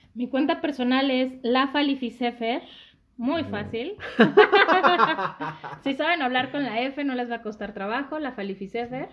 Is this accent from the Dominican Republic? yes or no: no; Naucalpan, State of Mexico, Mexico; also born or lived in Zapopan, Jalisco; llegué como a los cinco o seis años aquí a México